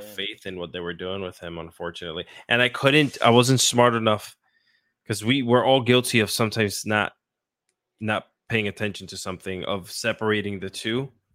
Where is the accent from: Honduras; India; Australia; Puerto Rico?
Puerto Rico; I grew up in Puerto Rico